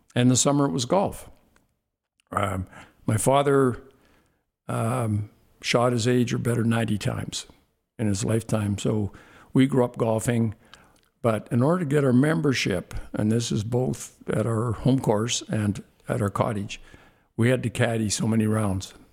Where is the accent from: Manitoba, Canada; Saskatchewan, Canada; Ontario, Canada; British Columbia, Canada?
Saskatchewan, Canada; Saskatoon; growing up in Saskatoon, basically, I'm a little guy from a little place